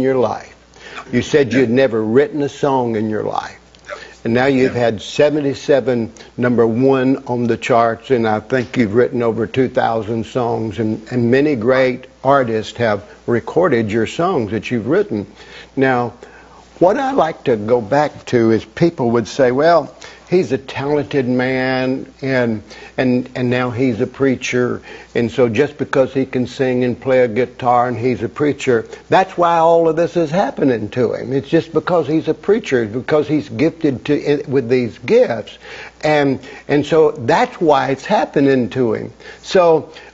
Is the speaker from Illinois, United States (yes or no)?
no; Chattanooga, Tennessee, United States; I'm from Chattanooga